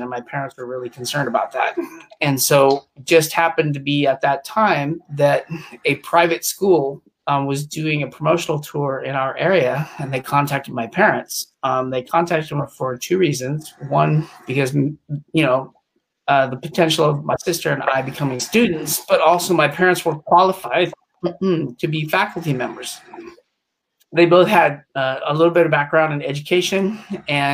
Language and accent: English; Reno, Nevada, United States; also born or lived in England / New Jersey / New Orleans / California; Then we moved up to Reno, Nevada, and that was around the age of four.